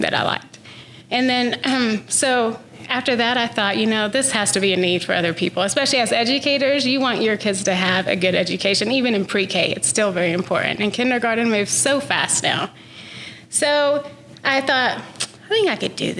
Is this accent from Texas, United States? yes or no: yes; Canyon, Texas, United States; also born or lived in Monterrey, Mexico; I was born in Monterrey, Mexico, and I actually grew up in Canyon, though, since I was 2 years old